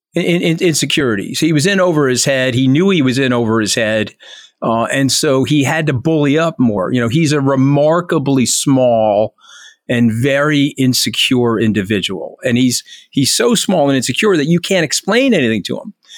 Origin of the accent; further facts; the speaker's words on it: New York, United States; I'm a New Yorker